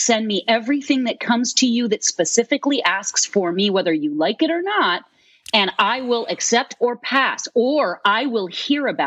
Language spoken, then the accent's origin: English; Massachusetts, United States; moved away; growing up in Massachusetts